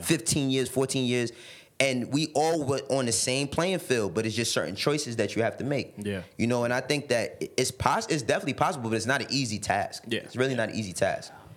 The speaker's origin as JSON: {"language": "English", "town": "New York City", "region": "New York", "country": "United States", "tie": "born or raised there", "also_born_or_lived": "Harlem, New York City", "said": "I, I, was born and raised in the Bronx, but I moved to Harlem when I was twelve"}